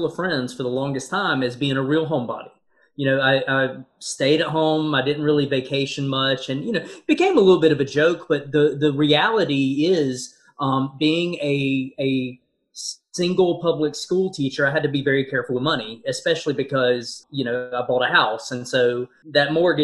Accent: Winston-Salem, North Carolina, United States; now in Durham, United States; growing up in the Winston-Salem area

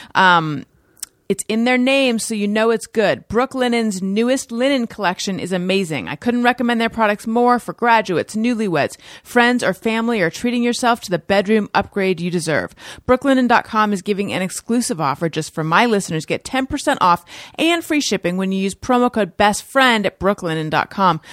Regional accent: Orange County, California, United States; Orange County, California.

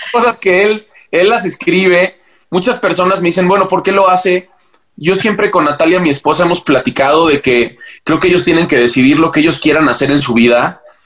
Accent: Mexico; siendo mexicano

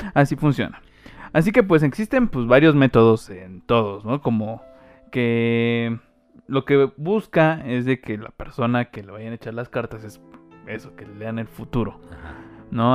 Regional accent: Mexico; soy mexicano

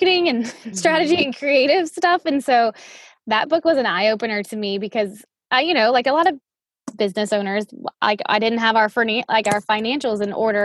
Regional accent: outside of New Orleans, Louisiana, United States; I grew up outside of New Orleans

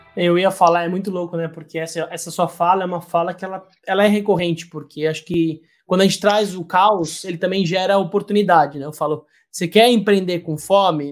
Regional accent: Brazil; da gente como brasileiro

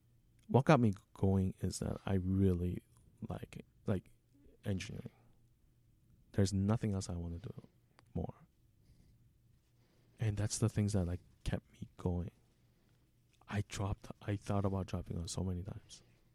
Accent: South Korea; English is a second language; moved away; So, when I emigrated from South Korea, I had two options.

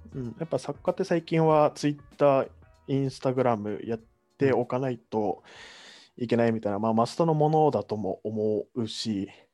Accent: Kagoshima, Japan; 僕の地元の鹿児島県内

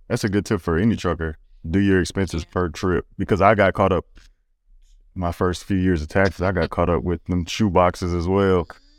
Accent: Gainesville, Louisiana, United States; I'm from Gainesville, Louisiana, and I'm pretty sure we don't have that out there.

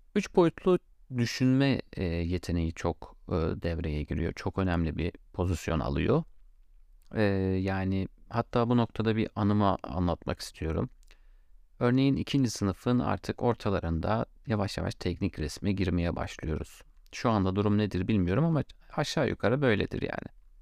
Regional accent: Gaziantep, Turkey; ben Gaziantep'liyim

